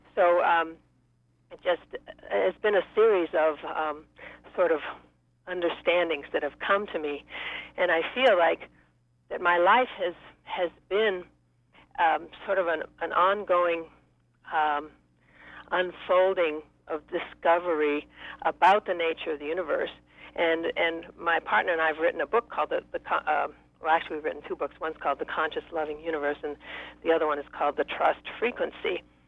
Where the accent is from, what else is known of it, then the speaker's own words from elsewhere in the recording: Maine, United States; when I was a, a teenager in Maine, I grew up in Maine